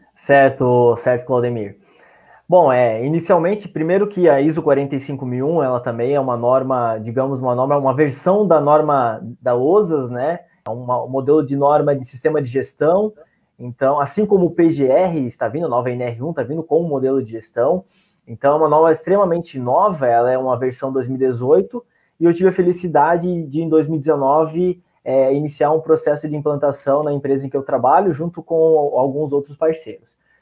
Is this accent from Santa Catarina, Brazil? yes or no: yes; São Francisco do Sul, Santa Catarina, Brazil; now in Joinville, Brazil; sou natural de São Francisco do Sul, hoje resido em Joinville, Santa Catarina